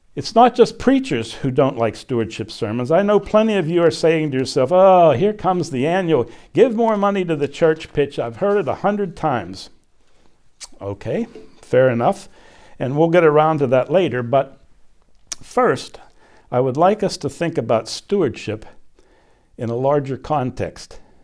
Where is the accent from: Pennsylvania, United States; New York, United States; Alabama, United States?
Pennsylvania, United States; Glassport; I was born literally in my parents' house in a suburb of Pittsburgh, a little steel town where my dad and uncles and granddad worked